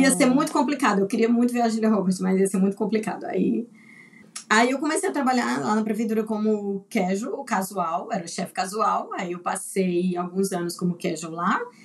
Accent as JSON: {"language": "Portuguese", "town": "Teresina", "region": "Piauí", "country": "Brazil", "also_born_or_lived": "Recife / Adelaide, Australia", "moved": "as an adult", "lives_now": "Brisbane, Australia", "said": "Eu vim de Teresina"}